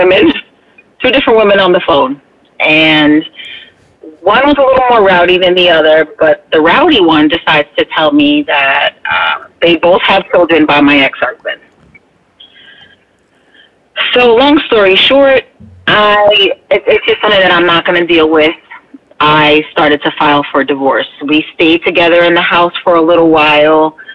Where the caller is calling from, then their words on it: Bethlehem, Pennsylvania, United States; I'll be 47 in a few months, and I'm calling from Bethlehem, Pennsylvania.